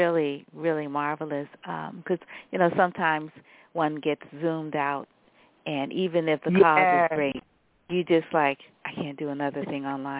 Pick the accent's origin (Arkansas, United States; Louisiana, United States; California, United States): Louisiana, United States; New Orleans; a Southerner. Sandra Varner is also a Southerner, and I am too. I'm from New Orleans.